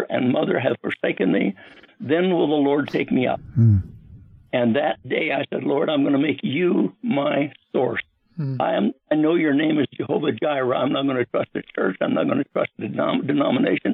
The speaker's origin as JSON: {"language": "English", "region": "Nebraska", "country": "United States", "tie": "born or raised there", "said": "I was born outside the United States in a place called Nebraska, and in a little tiny town"}